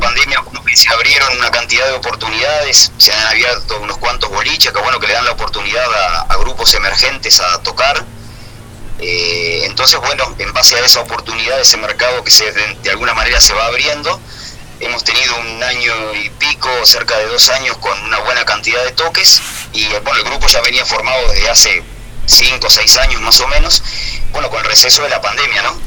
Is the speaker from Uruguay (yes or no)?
yes; Minas, Lavalleja, Uruguay; somos de Minas